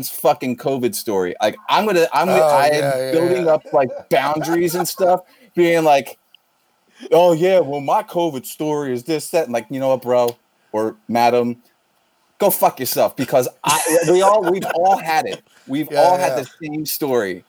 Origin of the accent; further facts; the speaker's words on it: right outside of Philadelphia, southern New Jersey, United States; I grew up on the East Coast, in southern New Jersey, right outside of Philly